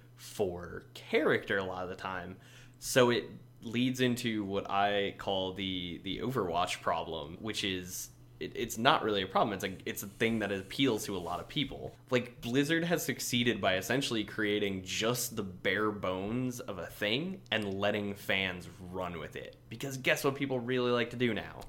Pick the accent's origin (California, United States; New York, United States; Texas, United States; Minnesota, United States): Minnesota, United States; I am a person from Minnesota, the United States of America